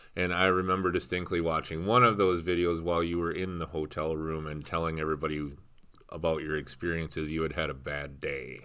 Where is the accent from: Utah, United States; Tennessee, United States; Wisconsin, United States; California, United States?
Wisconsin, United States; I grew up here in Wisconsin.